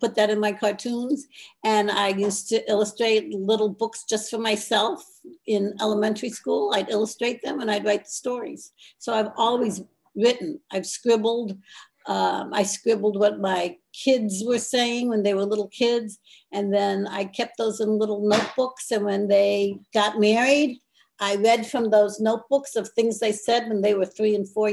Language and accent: English; Akron, Ohio, United States; I grew up, born and raised in Akron, Ohio